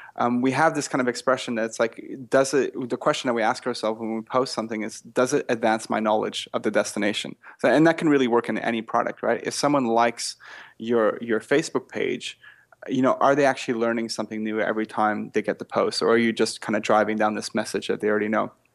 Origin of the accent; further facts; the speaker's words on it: Canada; accent: Canadian; now in Australia; I'm actually not Australian, but I'm French Canadian